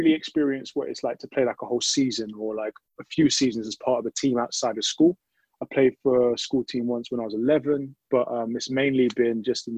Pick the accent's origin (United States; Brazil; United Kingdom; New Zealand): United Kingdom; Luton, East of England; also born or lived in London; because I was born in London, but then moved out to where my family is in Luton now.